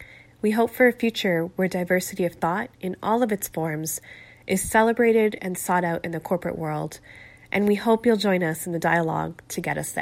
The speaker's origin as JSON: {"language": "English", "country": "Canada", "said": "We're two first-generation Canadians. Susie, you're Korean-Canadian, and … I'm Pakistani-Canadian."}